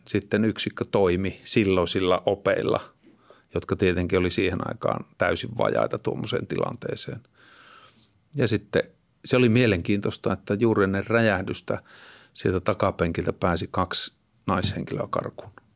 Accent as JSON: {"language": "Finnish", "town": "Kittilä", "region": "Lapland", "country": "Finland", "tie": "born or raised there", "moved": "yes", "said": "asun, asuin nuoruuteni siellä Kittilässä"}